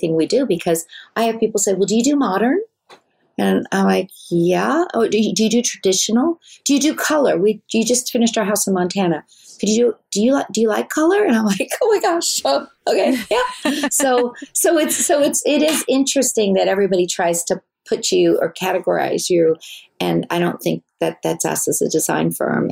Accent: Wales, United Kingdom; I'm from Wales

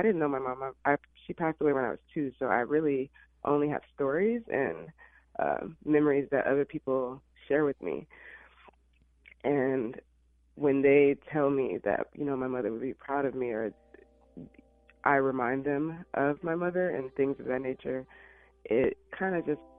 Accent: Illinois, United States; moved away as an adult; also born or lived in Alabama; now in Los Angeles, United States; I was raised in Illinois.

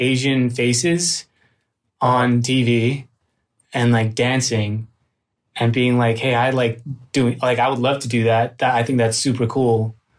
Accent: Richmond, British Columbia, Canada; moved away as an adult; also born or lived in Manila, Philippines; now in Los Angeles, United States; I was born in the Philippines, on Manila, and then I went over to, to Vancouver, or specifically, more specifically Richmond, British Columbia, uh, when I was three.

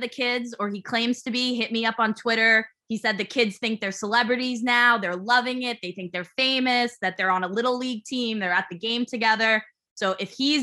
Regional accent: New York City, New York, United States; I was from Staten Island

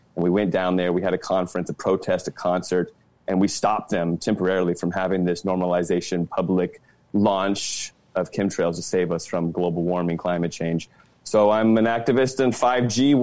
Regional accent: D.C., Virginia, United States; moved away as an adult; also born or lived in California; I grew up in Virginia, right outside Washington, D.C.

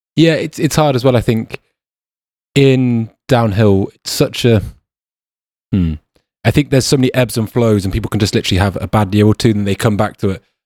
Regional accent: United Kingdom; also born or lived in New Zealand; I wouldn't say us Brits were kind of pompous

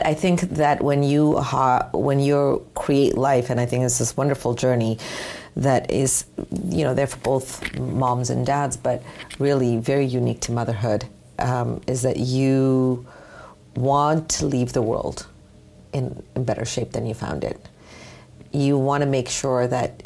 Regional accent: Canada; also born or lived in United States; I was raised here in Canada, in the U.S.

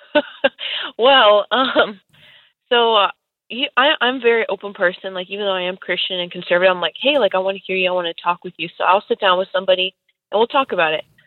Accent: California, United States; I was born and raised in California

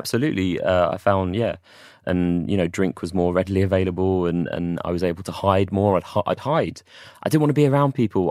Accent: London, United Kingdom; moved away as an adult; also born or lived in Watford / Manchester; I'm from London originally.

